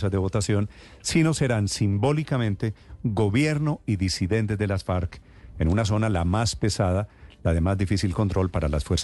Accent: Colombia; Vamos a llegar como colombianos.

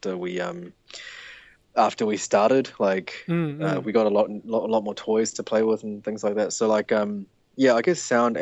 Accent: Auckland, New Zealand; We're from Auckland, New Zealand.

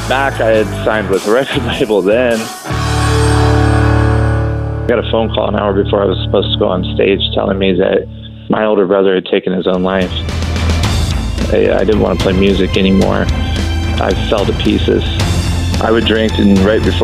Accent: Kentucky, United States; I grew up in Kentucky

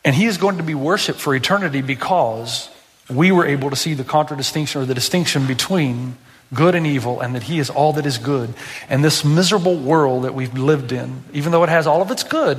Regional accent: Tennessee, United States; I'm from Tennessee

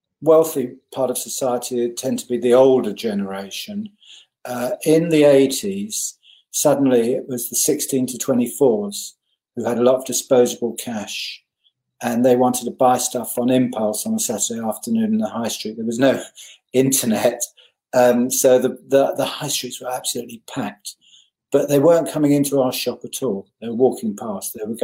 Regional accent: Hendon, London, United Kingdom; born or raised there; also born or lived in Richmond, Surrey

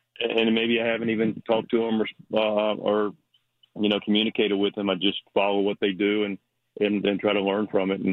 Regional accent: Charlotte, North Carolina, United States; I was born in Charlotte, but grew up a Maryland fan

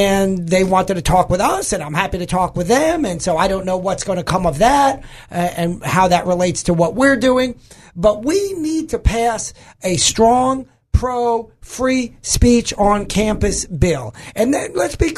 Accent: New York, United States; now in Arkansas, United States; I'm originally from New York

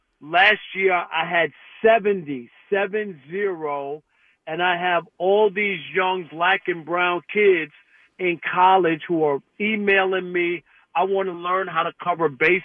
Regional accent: New York, United States; I grew up in New York as an Islanders fan when they won the 4 Stanley Cups.

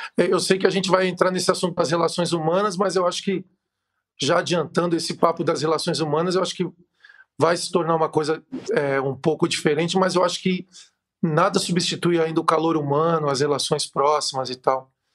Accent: Brazil; a gente como brasileiro, como povo latino

